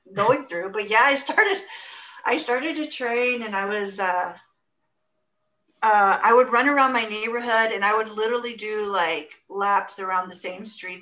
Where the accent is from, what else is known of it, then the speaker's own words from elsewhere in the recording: Houston, Texas, United States; also born or lived in Spring, Texas; I grew up here in Houston, North Houston mostly. And I lived in the Klein area most of my life